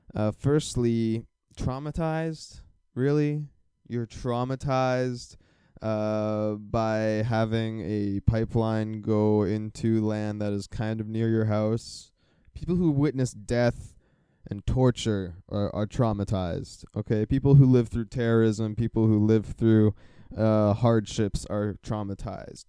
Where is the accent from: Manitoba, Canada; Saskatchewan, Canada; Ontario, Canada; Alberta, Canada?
Alberta, Canada; Calgary; now in Burnaby area, Canada; I am from Calgary